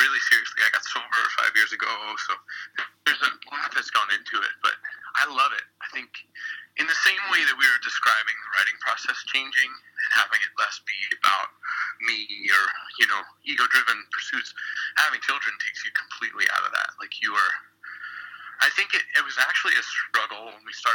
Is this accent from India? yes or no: no; Philadelphia, Pennsylvania, United States; I'm from Philly